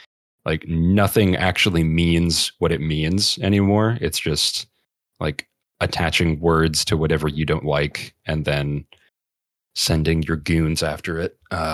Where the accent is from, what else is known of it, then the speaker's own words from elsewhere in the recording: Georgia, United States; I'm not holding out too much hope for my home state of Georgia for that one.